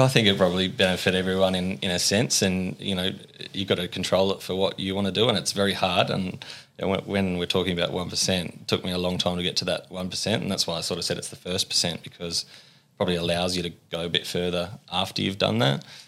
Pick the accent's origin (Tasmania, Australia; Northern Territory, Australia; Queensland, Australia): Tasmania, Australia; Ulverstone; moved away as an adult; also born or lived in Melbourne; born and bred, uh, Ulverston boy.